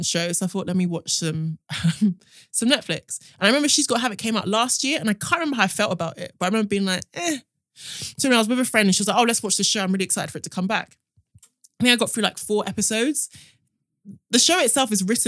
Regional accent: United Kingdom; as Black British people

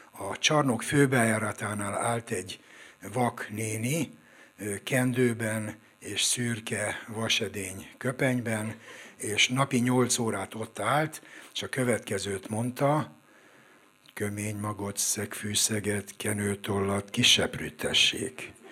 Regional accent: Budapest, Hungary; Én a hatodik kerületben nőttem föl a Hunyadi téren, egész pontosan a Hunyadi tér 12 kettő szám alatt oda születtem, és 13 es koromig ott is éltem.

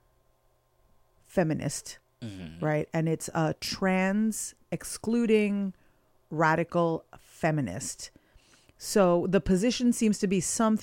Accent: United States; I'm American

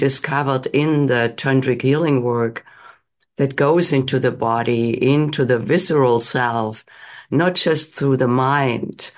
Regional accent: Germany; moved away as an adult; now in United States; I grew up in Germany. I came to the United States in my late 20s

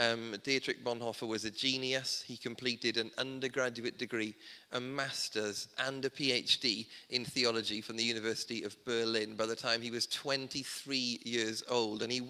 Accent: South Wales, United Kingdom; Growing up in South Wales, I didn't grow up in a Welsh speaking community.

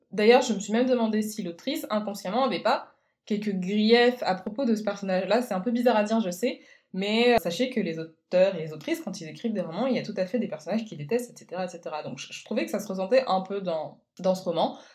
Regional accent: Guadeloupe; also born or lived in French Guiana; je ne suis pas néo-calédonienne, moi je viens plutôt, on va dire, de l'exact opposé. Je suis originaire de Guadeloupe et de Guyane, donc les ambiances festives, etc., ça m'a beaucoup parlé

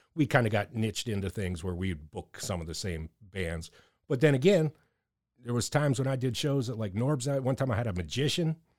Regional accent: Erie, Pennsylvania, United States; growing up in Erie, being a punk rock dude on the streets

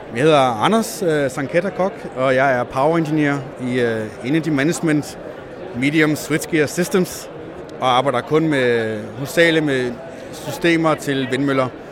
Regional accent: Als, Southern Denmark, Denmark; now in Zealand, Denmark; Jeg kommer fra Als, øh, Jylland, øh, og kom herover med mine forældre selvfølgelig

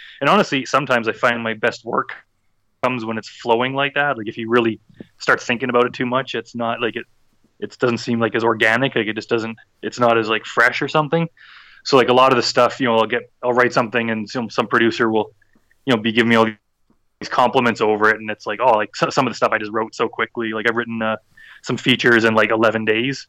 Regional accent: Edmonton, Alberta, Canada; my city of Edmonton in Canada

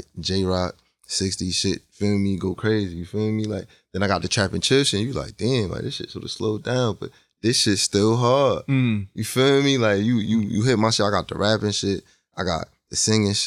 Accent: Hartford, Connecticut, United States; I'm from Hartford, Connecticut

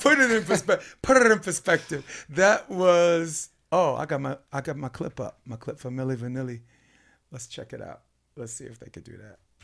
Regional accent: New York City, New York, United States; I grew up in Brooklyn

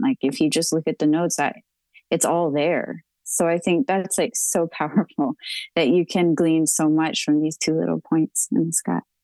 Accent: Texas, United States; I'm a Texan

